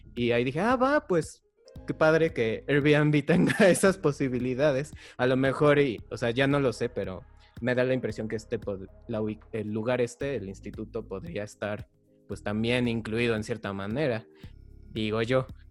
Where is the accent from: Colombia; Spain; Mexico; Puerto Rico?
Mexico; nosotros somos de México